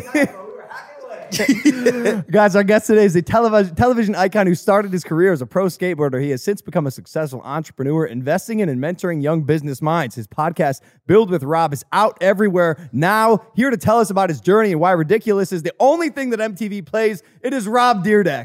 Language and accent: English; Ohio, United States; growing up in Ohio